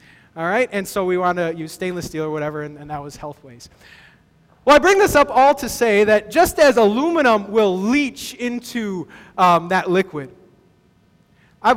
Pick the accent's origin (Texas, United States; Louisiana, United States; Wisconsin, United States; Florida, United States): Texas, United States; I grew up in Texas